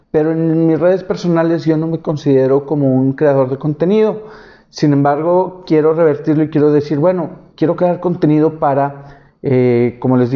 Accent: Monterrey, Nuevo León, Mexico; soy de Monterrey.

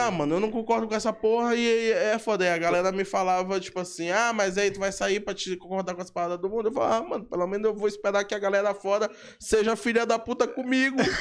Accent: São Luís, Maranhão, Brazil; eu vim de São Francisco, salve pra galera de São Francisco. Então, São Francisco, no, no, quando, quando eu era guri, eu convivia com isso

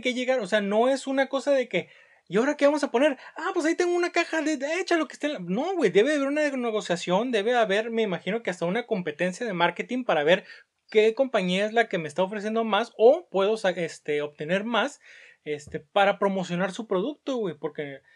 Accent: Mexico; Cómo somos los mexicanos

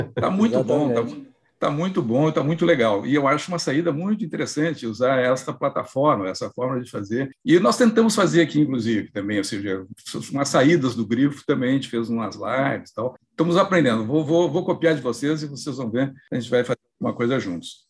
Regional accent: Santo Ângelo, Rio Grande do Sul, Brazil; moved away; eu morava, eu sou de Santo Ângelo, que é o interior do Rio Grande do Sul

